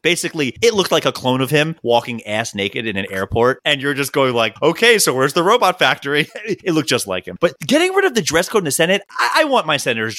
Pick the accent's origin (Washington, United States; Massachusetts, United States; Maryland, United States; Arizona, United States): Maryland, United States; Baltimore; I'm from Baltimore.